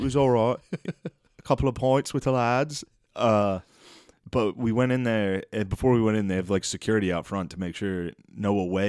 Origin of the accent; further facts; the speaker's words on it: United States; No, we're from America.